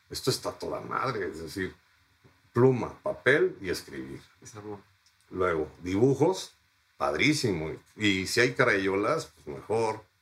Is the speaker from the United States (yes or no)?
yes; Fairfax, Virginia, United States; Yo de niño en un bosque en Fairfax, Virginia, viví con mi madre que tenía amnesia